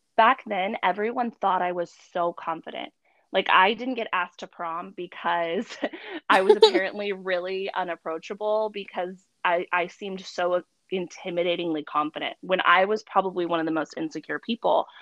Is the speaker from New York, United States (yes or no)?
no; San Antonio, Texas, United States; now in Frisco, United States; I am based in Frisco. I'm originally from San Antonio.